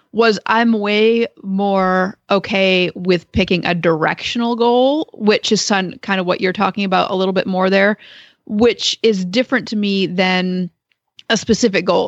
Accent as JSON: {"language": "English", "region": "Maine", "country": "United States", "tie": "born or raised there", "moved": "yes", "lives_now": "Perrysville, United States", "said": "I was growing up in Maine"}